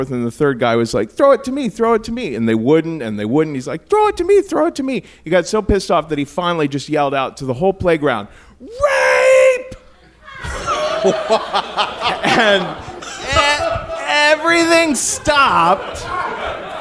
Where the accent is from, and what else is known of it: Cincinnati, Ohio, United States; born or raised there